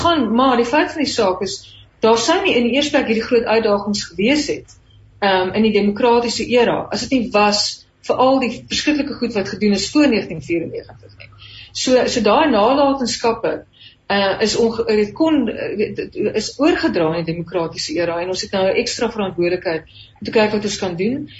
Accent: South Africa; Ons as Afrikaners

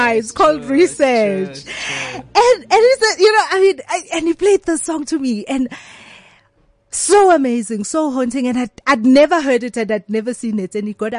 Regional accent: Soweto, Gauteng, South Africa; when I was little, mm-hmm. growing up in Soweto

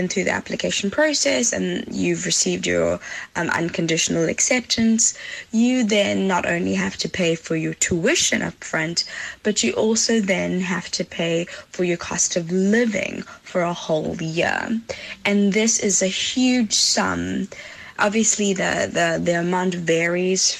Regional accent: Johannesburg, Gauteng, South Africa; moved away as an adult; now in Netherlands; I'm from Johannesburg, South Africa.

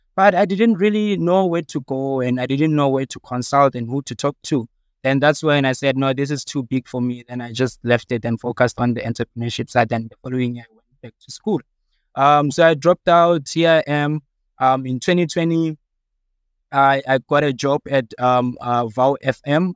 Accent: Evaton, Gauteng, South Africa; I'm from Vaal in Everton. Um, I grew up there in the Vaal, very disadvantaged

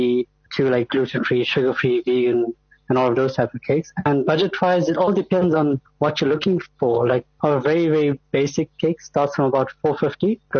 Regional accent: Kempton Park, Gauteng, South Africa; I'm from Kempton Park, and I run Deziner Cake Creators

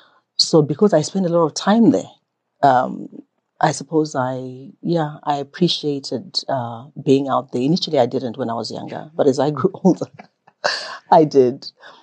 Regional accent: Manicaland, Zimbabwe; born there; Okay, so I was born in Manicaland, during the school holidays, I was either in Honda Valley with my maternal grandmother, or I was in Rusape with my paternal grandmother.

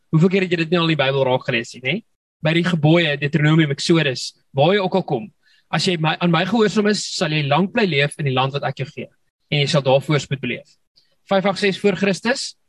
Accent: South Africa; ons Afrikaners

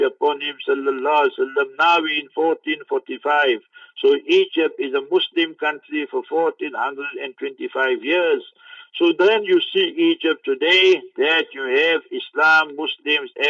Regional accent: South Africa; I'm from South Africa. I'm a tourist here.

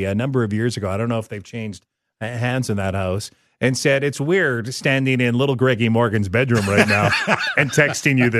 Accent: Regina, Saskatchewan, Canada; when I grew up in Rosemont.

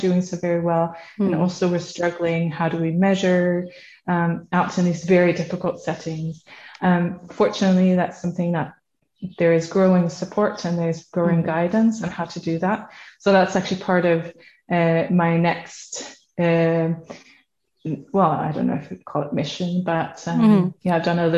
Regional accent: Netherlands; now in Sweden; I'm from the Netherlands, based in Sweden.

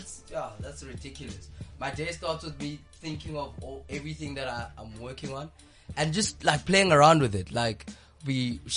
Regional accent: Polokwane, Limpopo, South Africa; moved away; I'm from Polokwane, Flora Park.

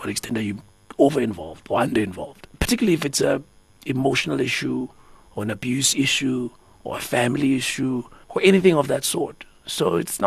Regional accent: Umlazi, KwaZulu-Natal, South Africa; I grew up in a township, right? I grew up in Umlazi.

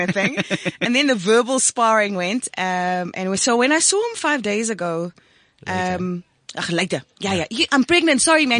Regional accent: South Africa; first language Afrikaans; English is a second language; And like obviously Afrikaans is my mother tongue, right? So I watched my mom once when I went home.

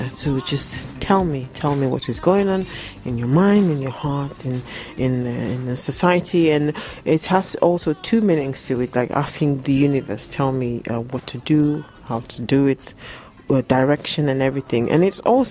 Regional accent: Nigeria; also born or lived in England; now in London, United Kingdom; I grew up born in England, but growing up in Africa, I've got the influences of both

